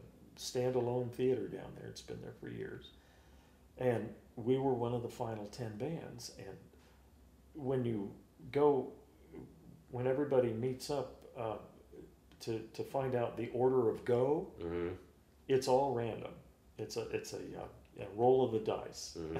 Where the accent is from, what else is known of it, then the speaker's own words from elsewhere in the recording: Kansas City, Missouri, United States; we're all from Kansas City